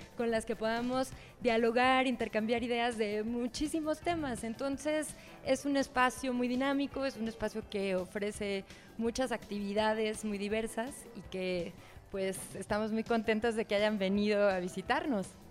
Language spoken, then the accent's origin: Spanish; Mexico; Como mexicanas, como mexicanos, como, parte de este país